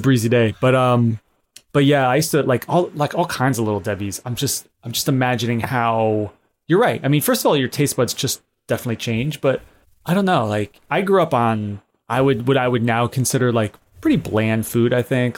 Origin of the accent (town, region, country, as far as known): United States